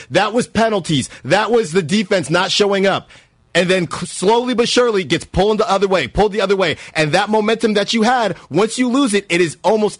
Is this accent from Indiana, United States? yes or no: no; Norfolk, Virginia, United States; moved away; I was born in Norfolk.